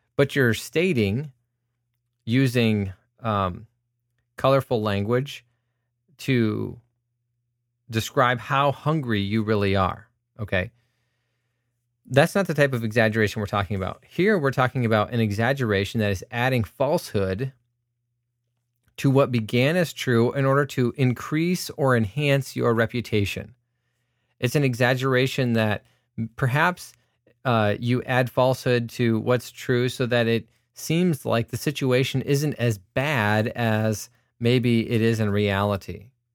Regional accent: United States; I'm an American who is a Christian

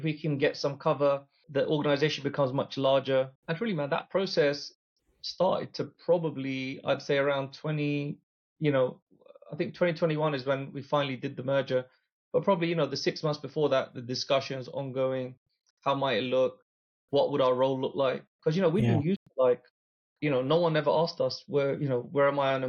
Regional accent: England, United Kingdom; dealt with throughout the whole period were all people like us, man. They were all like from the UK, born and brought up in England.

